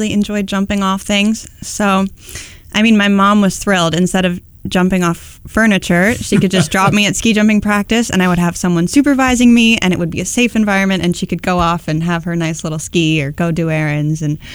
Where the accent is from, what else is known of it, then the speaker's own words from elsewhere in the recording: Upper Valley, New Hampshire, United States; growing up in the Upper Valley